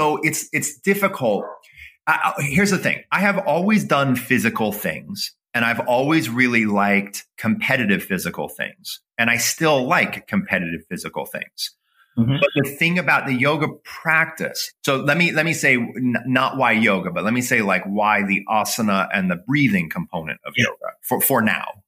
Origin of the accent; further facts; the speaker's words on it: Toledo, Ohio, United States; I grew up in the Midwest. I grew up in Toledo, Ohio